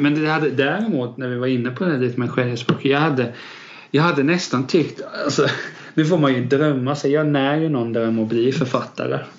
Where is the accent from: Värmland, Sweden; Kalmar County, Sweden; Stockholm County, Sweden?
Kalmar County, Sweden; Jag är uppväxt i liksom en liten fjantig kyrkby.